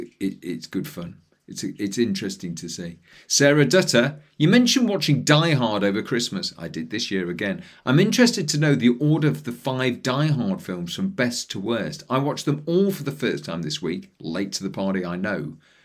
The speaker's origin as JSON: {"language": "English", "town": "Leeds", "region": "Yorkshire and the Humber", "country": "United Kingdom", "moved": "as an adult", "lives_now": "Australia", "said": "I'm originally from Leeds."}